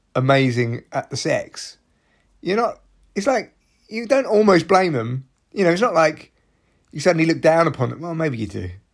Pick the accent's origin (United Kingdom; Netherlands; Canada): United Kingdom; I'm too British